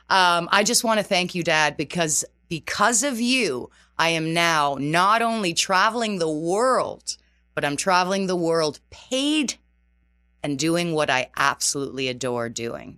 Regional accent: just outside of Toronto, Ontario, Canada; first language Portuguese; moved away as an adult; also born or lived in Terceira Island, Azores, Portugal; now in New York City, United States; I was born in Terceira Island. Uh, so was my entire family. And, uh, my father and mother decided to immigrate when I was two years old to Canada. So just outside of Toronto.

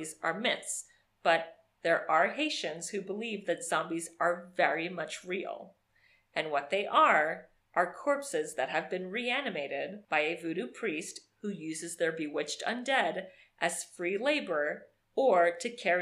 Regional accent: Miami, Florida, United States; growing up in Miami

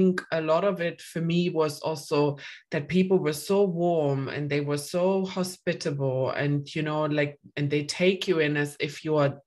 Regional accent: East Germany, Germany; also born or lived in London; now in United Kingdom; I grew up in Germany, in particular, actually in East Germany

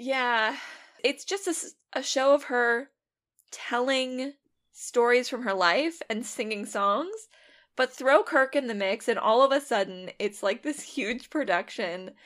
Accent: a suburb of Seattle, Washington, United States; I'm from a suburb of Seattle

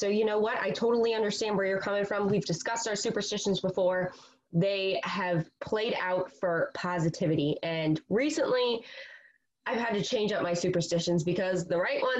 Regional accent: Rochester, New York, United States; I grew up in Rochester

